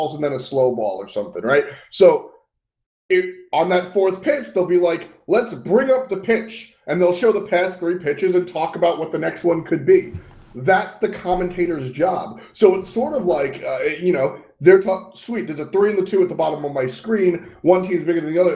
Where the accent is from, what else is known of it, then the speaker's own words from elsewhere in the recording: United States; my home country